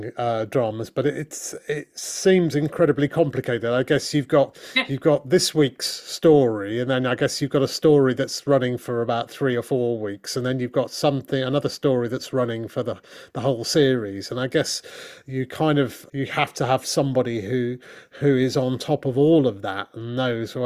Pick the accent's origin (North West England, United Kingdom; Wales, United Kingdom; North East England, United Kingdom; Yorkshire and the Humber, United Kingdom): Yorkshire and the Humber, United Kingdom; Leeds; also born or lived in Crouch End, London; now in London, United Kingdom; Leeds at this point, my hometown